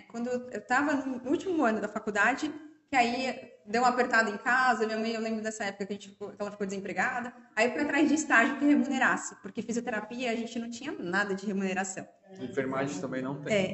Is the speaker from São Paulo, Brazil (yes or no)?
yes; São Paulo, Brazil; É, eu sou natural de São Paulo, fiz 40 anos